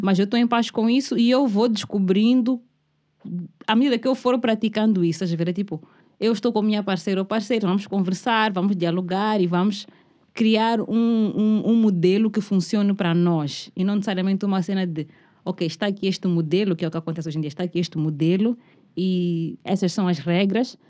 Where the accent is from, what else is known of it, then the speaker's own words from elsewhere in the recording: Mozambique; Eu como moçambicana